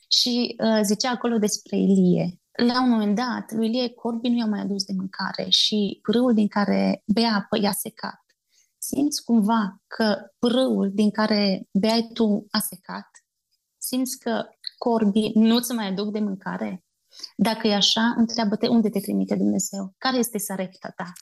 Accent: Bistrița, Bistrița-Năsăud, Romania; moved away as an adult; now in Rubuguri, Uganda; provin din Bistrița, dintr-o familie simplă, obișnuită

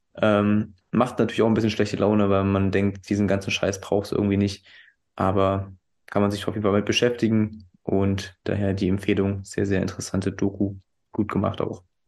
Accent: Weißenfels, Saxony-Anhalt, Germany; moved away; Liebe Grüße in meine alte Heimat

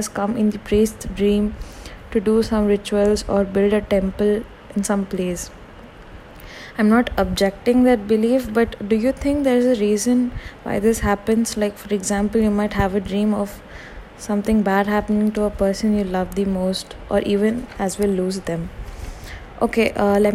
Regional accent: India; Being an Indian

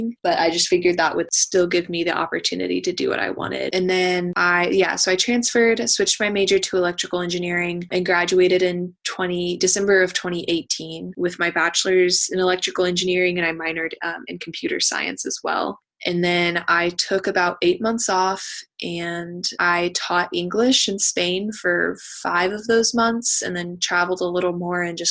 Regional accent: Austin, Texas, United States; moved away as an adult; now in Charlottesville, United States; I'm originally from Austin, Texas, so I moved to Virginia for grad school

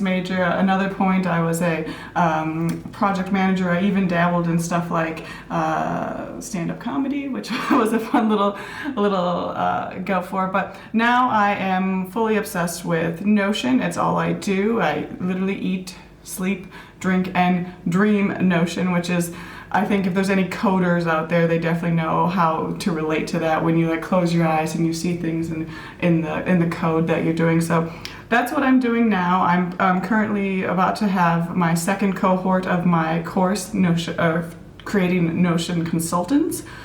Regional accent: Minneapolis, Minnesota, United States; also born or lived in Thailand; now in New Zealand; I was born and raised in Minneapolis, Minnesota

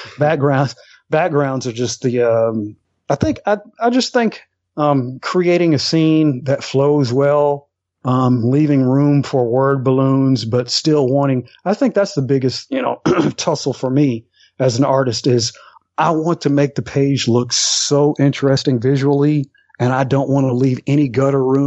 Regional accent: Alabama, United States; I grew up here in Alabama, and my town is like population 2000, population 1800

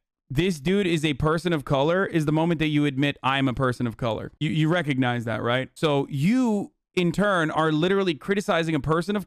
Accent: Turkey; moved away; I grew up in Turkey, far away from black culture

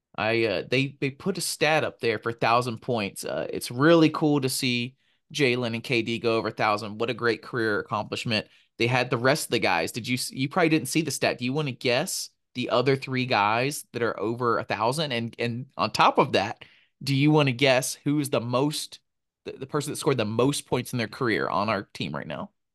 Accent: Montgomery, Alabama, United States; Montgomery, Alabama, my hometown, Ben's hometown

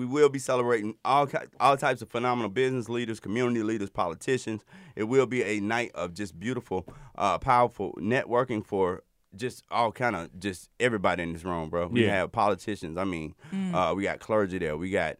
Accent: Alabama, United States; And I'm from Alabama.

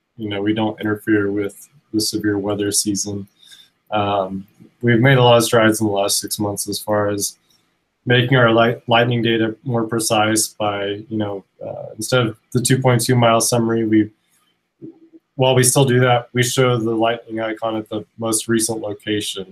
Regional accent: Oklahoma, United States; moved away as an adult; now in Colorado, United States; I was born and raised in Oklahoma. I moved to Colorado about 5 years ago.

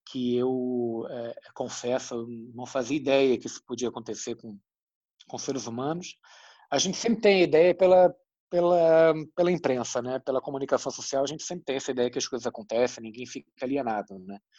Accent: Brazil; Quando a gente fala, que se percebe muito bem que a gente é brasileiro pelo sotaque, né?

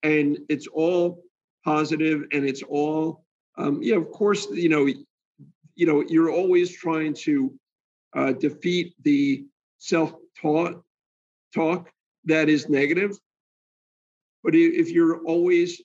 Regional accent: New Jersey, United States; moved away as an adult; now in Florida, United States; I'm from New Jersey, so I'm a little bit of a, bulldog from New Jersey.

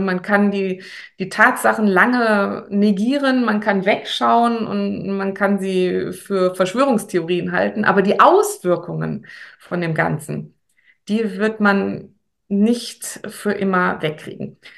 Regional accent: Paderborn, North Rhine-Westphalia, Germany; bei uns in Paderborn

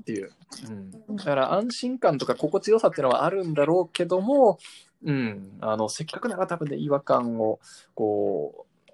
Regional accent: Japan; born or raised there; also born or lived in United States

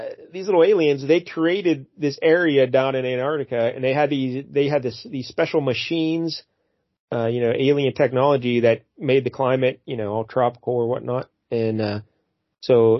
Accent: Greensburg, Pennsylvania, United States; my hometown of Greensburg, Pennsylvania.

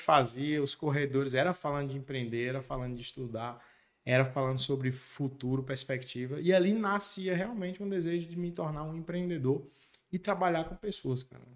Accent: Macaúbas, Bahia, Brazil; moved away as an adult; also born or lived in Ibitiara; now in Barreiras, Brazil; eu nasci no município de Ibitiara. Com nove anos de idade, meus pais se mudaram para Macaúbas. Eu costumo dizer que eu fui naturalizado macaubense

